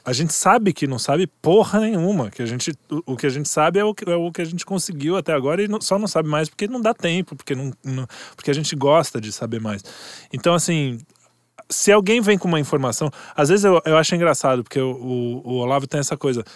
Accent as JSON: {"language": "Portuguese", "country": "Brazil"}